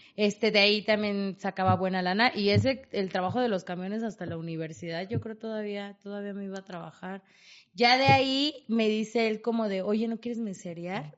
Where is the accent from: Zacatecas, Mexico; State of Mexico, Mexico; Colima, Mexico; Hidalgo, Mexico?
State of Mexico, Mexico; Tlalnepantla; moved away as an adult; soy de Tlalnepantla